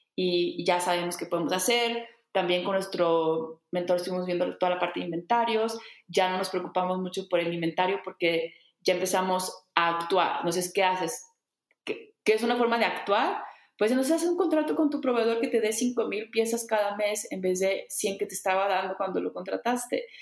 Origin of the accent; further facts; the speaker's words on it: Saltillo, Coahuila, Mexico; moved away as an adult; also born or lived in Bali; yo no vivía en Saltillo, que es en donde nací aquí en México. Yo llevaba, creo que fuera de Saltillo, como 10 años